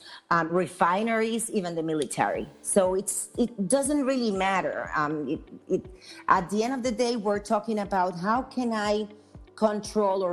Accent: Puerto Rico; I am from Puerto Rico, and in Puerto Rico, we have a lot of manufacturing facilities

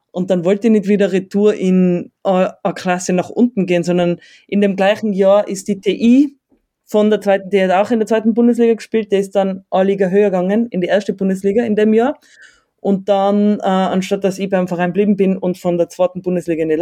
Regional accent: Innsbruck, Tyrol, Austria; aus der Großstadt Innsbruck.

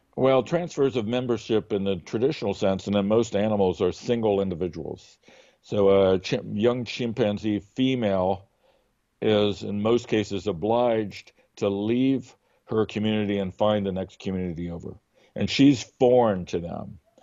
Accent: United States; we are, like, totally American about it

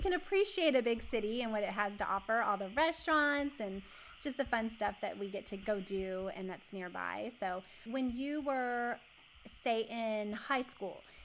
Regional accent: United States; also born or lived in Kentucky / North Carolina; growing up in Kentucky and North Carolina.

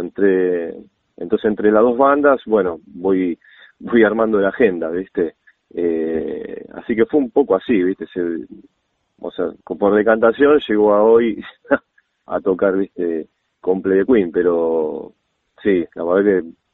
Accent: Buenos Aires, Argentina; moved away as an adult; now in Vicente López, Argentina; yo nací en Capital, en un barrio que se llama Villa Soldati

